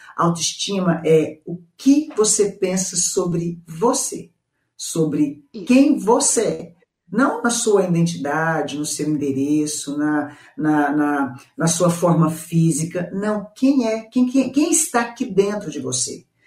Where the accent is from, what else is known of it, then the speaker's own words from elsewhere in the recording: Goiânia, Goiás, Brazil; Eu sou de Goiânia, gente, centro-oeste